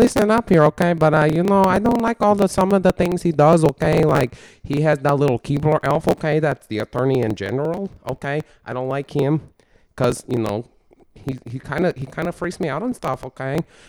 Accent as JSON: {"language": "English", "region": "Texas", "country": "United States", "tie": "born or raised there", "said": "Texas? born and raised here. I don't know where my accent went."}